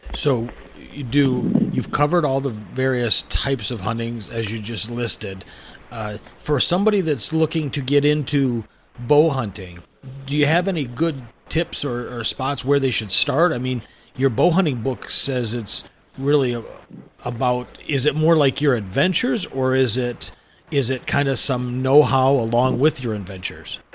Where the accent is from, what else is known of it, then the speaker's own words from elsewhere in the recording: Michigan, United States; when I was a kid growing up I grew up in Michigan